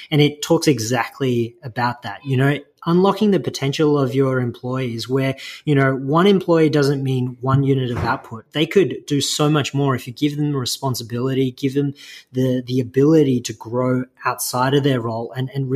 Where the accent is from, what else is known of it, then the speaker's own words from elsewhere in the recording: Melbourne, Victoria, Australia; also born or lived in China; I was born in China, and I came to Australia when I was about two, down in Melbourne. And I grew up there